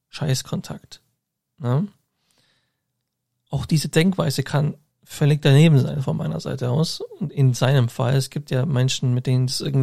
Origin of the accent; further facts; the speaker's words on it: Augsburg, Bavaria, Germany; ich bin alle zwei Wochen in Augsburg, meiner Heimatstadt.